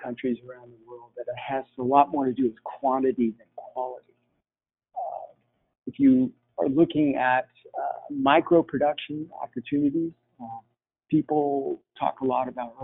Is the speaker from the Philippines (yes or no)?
yes; Philippines; moved away; As a kid, I grew up in the Philippines